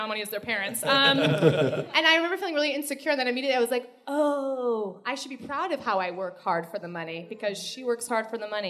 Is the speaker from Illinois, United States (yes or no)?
yes; Chicago, Illinois, United States; now in New York City, United States; I'm from Chicago originally.